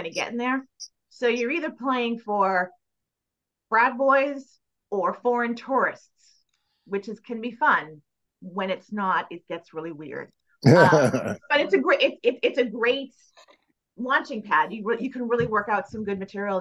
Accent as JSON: {"language": "English", "town": "Mansfield", "region": "Massachusetts", "country": "United States", "tie": "born or raised there", "said": "I was doing a show in Mansfield, my hometown"}